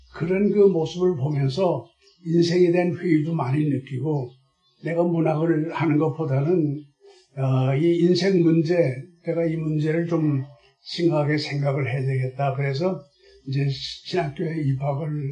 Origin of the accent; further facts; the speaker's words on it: Seoul, South Korea; also born or lived in Goesan, North Chungcheong; 괴산에서 태어나긴 태어났지만은 다섯 살 때 올라왔기 때문에 거기 기억은 하나도 없어요. 네. 그 다음에 이제 서울 올라와서 성장을 했기 때문에